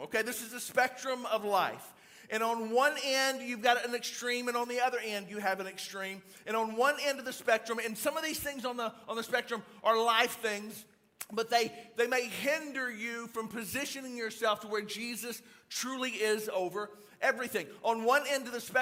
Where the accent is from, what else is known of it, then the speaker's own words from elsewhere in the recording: Louisiana, United States; I'm actually from Louisiana